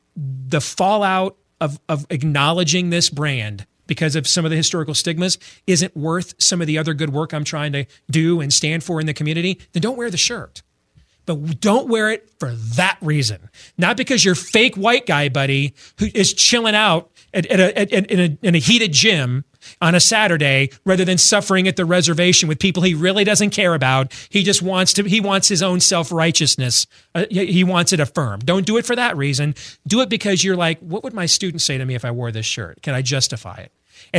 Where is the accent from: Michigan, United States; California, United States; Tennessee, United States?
Michigan, United States; When I was a kid growing up in Michigan